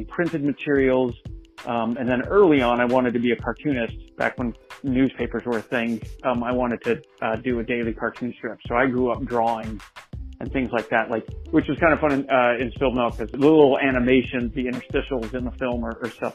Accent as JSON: {"language": "English", "town": "Salt Lake City", "region": "Utah", "country": "United States", "tie": "born or raised there", "said": "I was born and raised in Salt Lake City, Utah."}